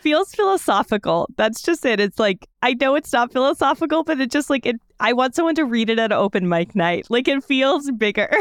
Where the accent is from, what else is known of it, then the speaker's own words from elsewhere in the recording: the South, United States; now in Pittsburgh, United States; I am from the South